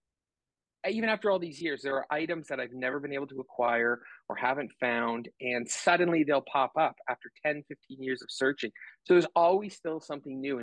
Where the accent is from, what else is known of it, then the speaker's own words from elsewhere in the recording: Canada; I'm Canadian, live in Canada